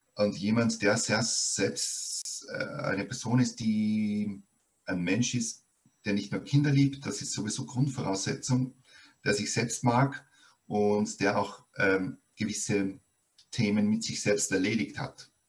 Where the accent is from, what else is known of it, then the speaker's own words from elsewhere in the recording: Austria; bei uns in Österreich